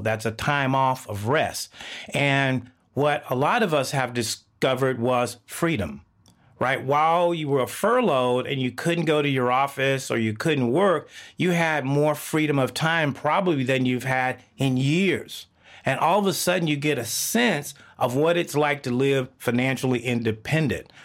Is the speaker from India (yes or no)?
no; Texas, United States; now in Seattle, United States; I grew up in the South of the United States, Texas